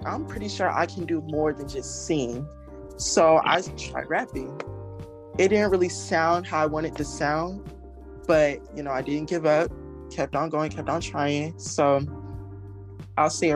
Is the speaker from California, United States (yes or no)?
no; Space Coast, Florida, United States; I am from Space Coast, Florida, and I am a young rapper.